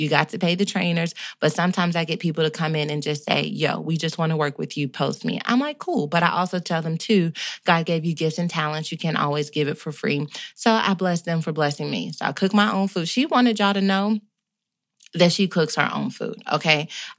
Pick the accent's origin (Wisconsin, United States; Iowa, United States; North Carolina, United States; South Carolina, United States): North Carolina, United States; I'm from North Carolina. My grandmama and my mama taught me how to cook.